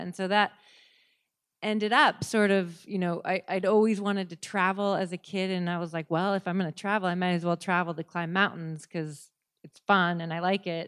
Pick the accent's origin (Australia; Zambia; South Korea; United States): United States; Seattle, Washington; now in Telluride, United States; I grew up in Seattle